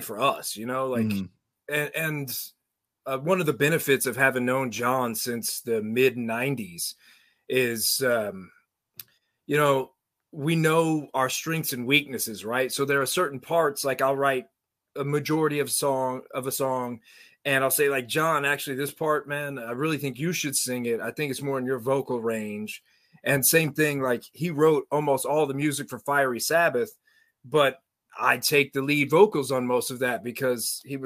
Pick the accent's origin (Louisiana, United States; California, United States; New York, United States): Louisiana, United States; now in Houston, United States; I'm originally from Louisiana